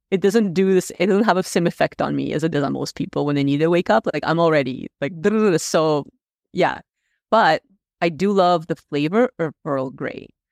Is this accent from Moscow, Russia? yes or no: yes; Moscow, Russia; first language Russian; English is a second language; now in Canada; I was born in Moscow, so I'm Russian.